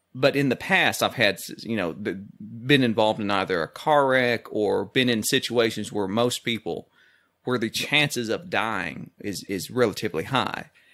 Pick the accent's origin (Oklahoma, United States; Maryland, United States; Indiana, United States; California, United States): Oklahoma, United States; Being Oklahoman